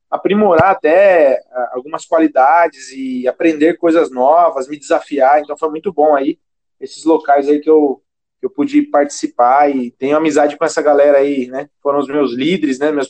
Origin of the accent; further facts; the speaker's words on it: Sorocaba, São Paulo, Brazil; now in São Paulo, Brazil; eu tenho 28 anos, sou natural de Sorocaba